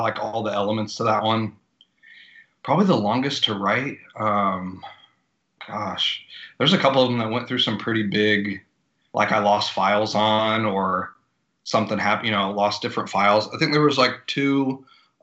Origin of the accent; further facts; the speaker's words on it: Logansport, Indiana, United States; moved away; I'm originally from Indiana, a little small town called Logansport.